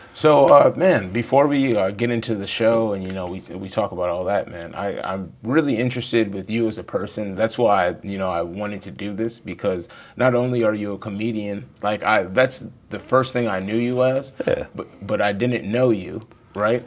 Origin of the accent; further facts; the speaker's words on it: Wisconsin, United States; I'm from Wisconsin